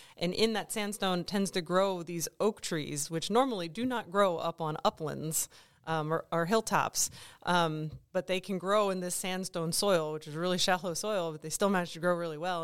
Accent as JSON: {"language": "English", "region": "East Coast", "country": "United States", "also_born_or_lived": "Colorado / New Mexico", "moved": "as an adult", "lives_now": "Kansas, United States", "said": "I'm originally from the East Coast"}